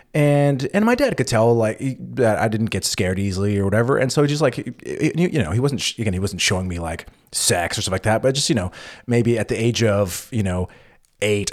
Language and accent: English; California, United States; moved away as an adult; now in Berlin, Germany; U S, California